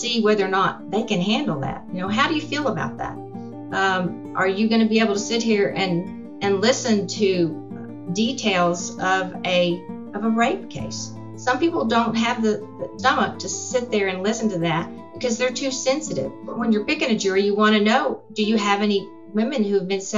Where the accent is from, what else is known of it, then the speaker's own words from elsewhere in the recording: San Angelo, Texas, United States; And I was born in San Angelo. I have family in San Angelo